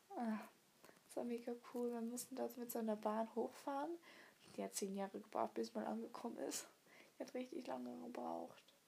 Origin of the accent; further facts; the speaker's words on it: Switzerland; Tockenburg ist bei uns in der Schweiz